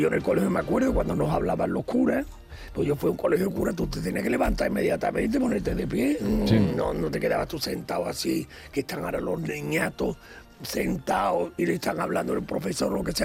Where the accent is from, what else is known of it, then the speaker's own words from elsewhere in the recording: Ronda, Andalusia, Spain; Yo soy de Ronda, provincia de Málaga.